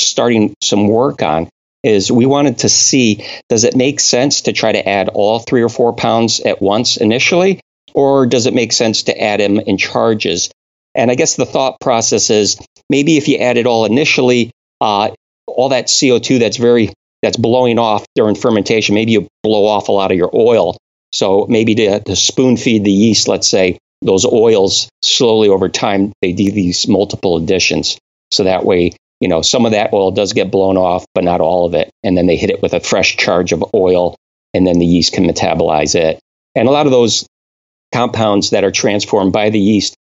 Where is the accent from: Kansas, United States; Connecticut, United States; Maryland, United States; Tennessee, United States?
Connecticut, United States; moved away; I'm originally from New England. I was born and raised in Connecticut